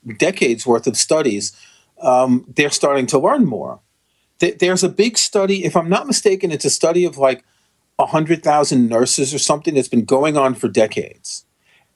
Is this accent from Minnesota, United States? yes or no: no; New York, United States; We grew up in New York